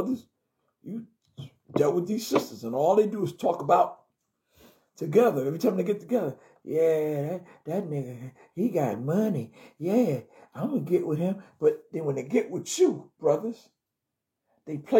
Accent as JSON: {"language": "English", "town": "New York City", "region": "New York", "country": "United States", "tie": "born or raised there", "also_born_or_lived": "Brooklyn, New York", "said": "I came from Jamaica, Queens, New York"}